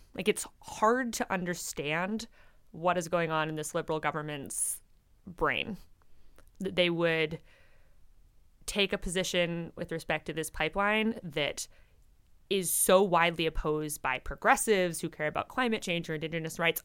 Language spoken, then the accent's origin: English; British Columbia, Canada; as a British Columbian